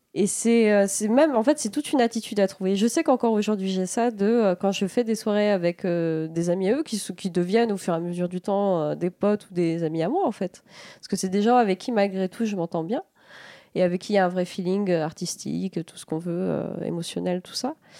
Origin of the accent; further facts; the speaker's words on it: La Roche-sur-Yon, Pays de la Loire, France; moved away; also born or lived in Rennes; je suis allée au conservatoire de la Roche-sur-Yon, de là où je viens